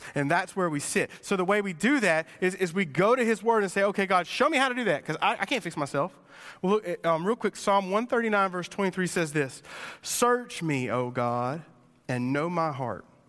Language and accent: English; Sumter, South Carolina, United States; I grew up in Sumter, and I grew up driving an eighty-nine Mustang